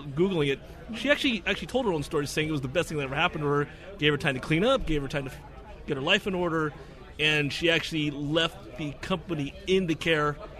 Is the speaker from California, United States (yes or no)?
yes; Alameda, California, United States; I'm Chinese American, born in the United States, born and raised right here in Alameda, California